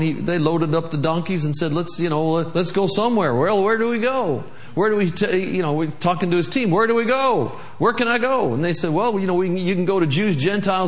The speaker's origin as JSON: {"language": "English", "region": "Michigan", "country": "United States", "tie": "born or raised there", "also_born_or_lived": "Tulsa, Oklahoma", "moved": "as an adult", "said": "I'm from Michigan. We got lots of ice up there"}